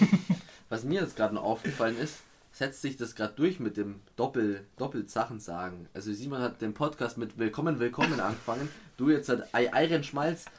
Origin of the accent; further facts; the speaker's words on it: Bavaria, Germany; kommen wir aus Bayern